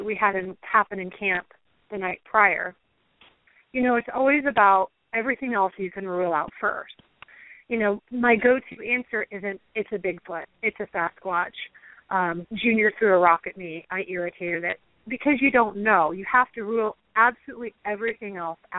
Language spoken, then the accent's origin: English; Pacific Northwest, United States; I grew up in the Pacific Northwest